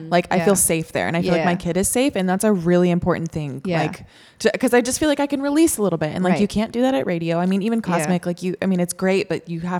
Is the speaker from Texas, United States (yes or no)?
yes; Austin, Texas, United States; I grew up in Manchac